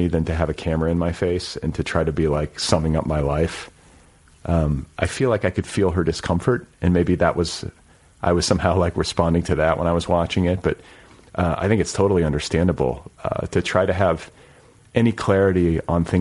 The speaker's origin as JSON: {"language": "English", "region": "Indiana", "country": "United States", "also_born_or_lived": "Colorado", "moved": "as an adult", "lives_now": "Los Angeles, United States", "said": "when I first moved to Colorado years ago, I was from Indiana at that point"}